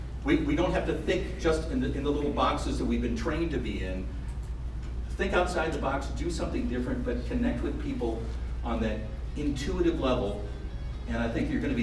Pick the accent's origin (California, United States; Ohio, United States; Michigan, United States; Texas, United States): Ohio, United States; moved away as an adult; now in Fresno, United States; I moved here, to the city 5 years ago, fell in love with it. It's very much like my hometown back in Ohio.